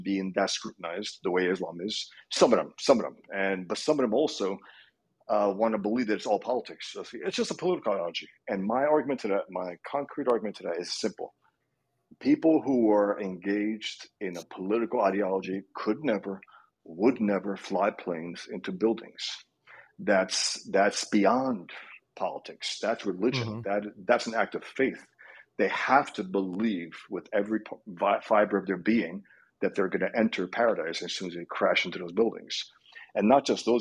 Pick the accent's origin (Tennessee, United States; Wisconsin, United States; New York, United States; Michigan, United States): New York, United States; New York City; Born and raised in the Bronx to Muslim Albanian parents, raised Muslim